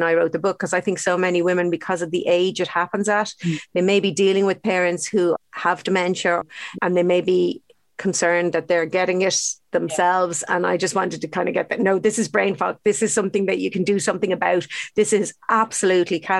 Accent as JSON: {"language": "English", "country": "Ireland", "said": "brought up with very unhealthy diets, actually, to be honest, as Irish kids"}